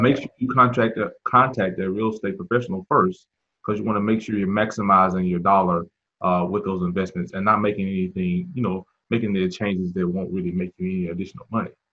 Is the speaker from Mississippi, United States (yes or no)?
yes; Mississippi, United States; now in Charlotte, United States; I'm originally from uh, Mississippi, uh, mm so uh, came to Charlotte um, several years back